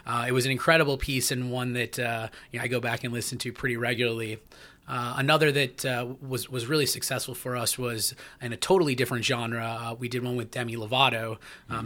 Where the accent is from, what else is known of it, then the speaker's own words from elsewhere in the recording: Minneapolis, Minnesota, United States; my hometown of Minneapolis